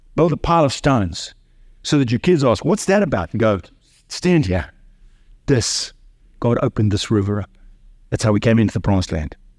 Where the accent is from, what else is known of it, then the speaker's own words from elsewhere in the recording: South Africa; I grew up in South Africa under apartheid.